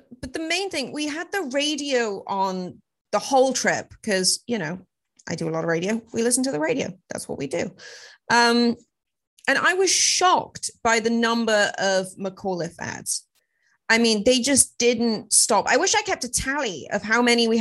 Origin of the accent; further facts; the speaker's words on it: United Kingdom; moved away as an adult; also born or lived in Los Angeles, United States; now in United States; I'm British